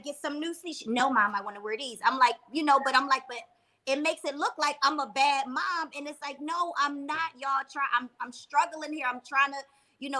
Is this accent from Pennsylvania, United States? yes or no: yes; Philadelphia, Pennsylvania, United States; I'm from Philly